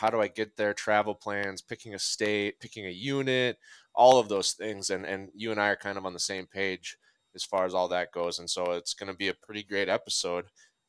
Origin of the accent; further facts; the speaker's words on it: Minnesota, United States; I'm from Minnesota.